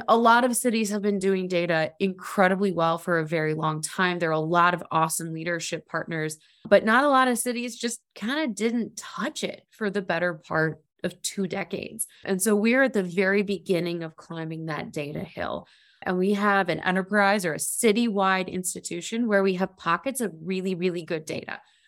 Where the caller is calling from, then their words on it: Cleveland, Ohio, United States; So I am here from Cleveland, Ohio, and I am the Director of Urban Analytics and Innovation at the City of Cleveland.